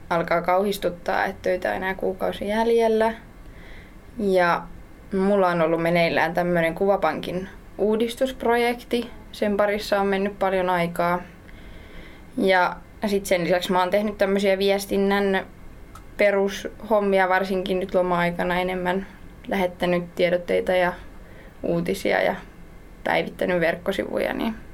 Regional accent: Tammela, Kanta-Häme, Finland; Mä oon tosiaan kotoisin sieltä Tammelasta ja opiskelen täällä Viikissä ravitsemusta

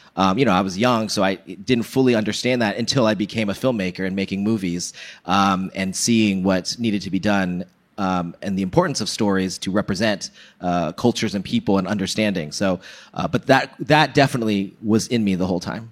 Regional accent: Bay Area, California, United States; I'm from the Bay Area

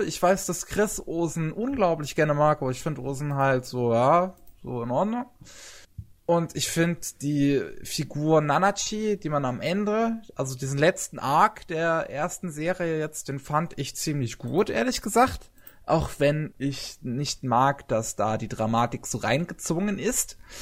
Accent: Germany; Bei uns in Deutschland

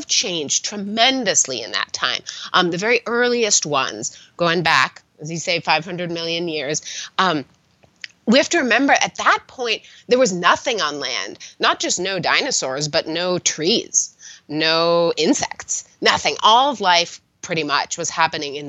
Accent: Southern California, United States; I grew up in California, in Southern California

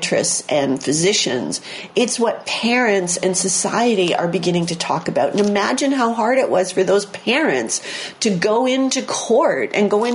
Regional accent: Port Huron, Michigan, United States; I grew up near Port Huron, Michigan, where in Detroit, where there was WKBD TV

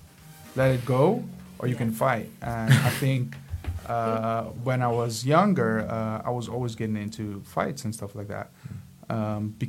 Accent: Ermelo, Gelderland, Netherlands; also born or lived in Suriname; I was 8 years old when I came to the Netherlands from Surinam

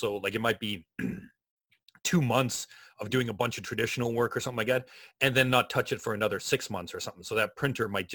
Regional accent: Canada; I'm Canadian and I'm living in the middle of the Rocky Mountains right now.

